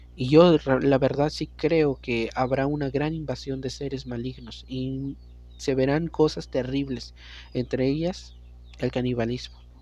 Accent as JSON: {"language": "Spanish", "country": "Mexico", "also_born_or_lived": "San Luis Potosí", "said": "ahorita en mi país, que es México"}